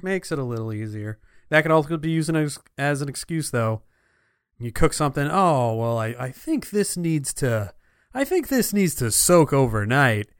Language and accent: English; Clifton, New Jersey, United States; when I was growing up in Clifton, New Jersey